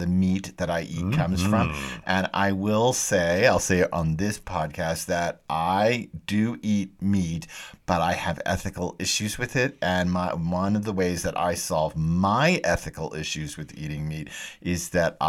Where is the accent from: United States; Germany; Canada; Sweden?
United States; Texas; I'm a Texan